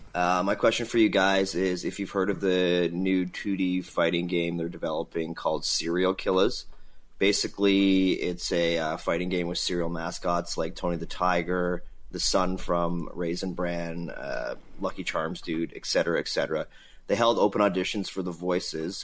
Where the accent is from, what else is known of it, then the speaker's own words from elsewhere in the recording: Ukraine; English is a second language; I'm from Ukraine.